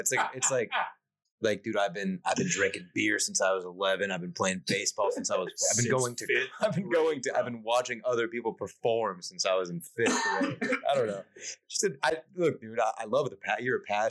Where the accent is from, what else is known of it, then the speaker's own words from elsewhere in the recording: Valencia, California, United States; also born or lived in Flagstaff; now in Austin, United States; I'm from Valencia, which it's at Los Angeles County.